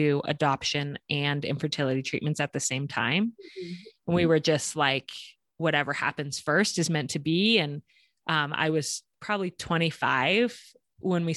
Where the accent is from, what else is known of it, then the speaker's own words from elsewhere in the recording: Colorado, United States; now in Hailey, United States; I grew up in Colorado, which is also a beautiful state.